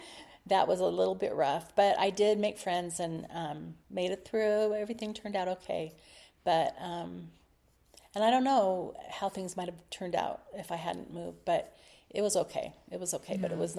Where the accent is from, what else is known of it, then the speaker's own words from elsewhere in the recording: Palo Alto, California, United States; also born or lived in Los Altos, California; I loved growing up in Palo Alto.